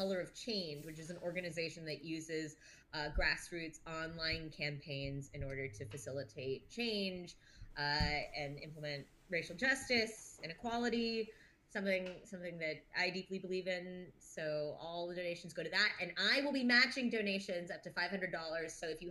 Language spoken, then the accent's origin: English; Hollywood, California, United States; born there; also born or lived in Santa Monica / Pasadena; I've lived in Santa Monica and out in the suburbs, and I was born in Hollywood and like a couple of years in Pasadena